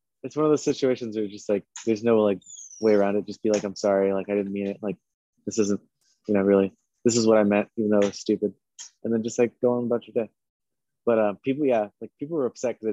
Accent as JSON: {"language": "English", "town": "Los Angeles", "region": "California", "country": "United States", "tie": "born or raised there", "said": "I grew up in East"}